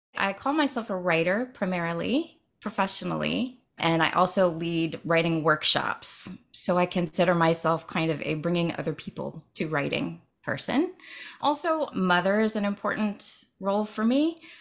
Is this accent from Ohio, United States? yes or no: yes; Dayton, Ohio, United States; moved away; I grew up in Dayton, Ohio